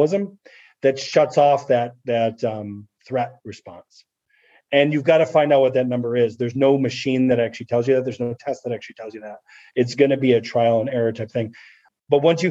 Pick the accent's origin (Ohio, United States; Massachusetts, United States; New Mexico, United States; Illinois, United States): Illinois, United States; Chicago; moved away; I come from Chicago and not in probably a tougher part of Chicago